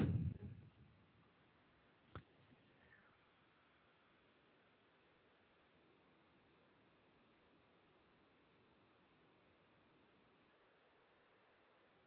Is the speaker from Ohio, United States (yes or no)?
yes; Ohio, United States; my home state here in Ohio